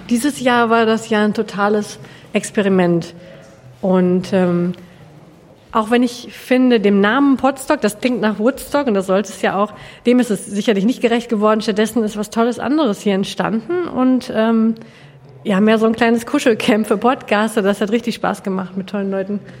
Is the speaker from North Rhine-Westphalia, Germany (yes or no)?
yes; Hamm, North Rhine-Westphalia, Germany; born there; now in Bielefeld, Germany; ich bin gebürtig aus dem Ruhrgebiet, aus dem Rand, nämlich aus Hamm und wohne jetzt in Bielefeld und will da auch nicht mehr weg.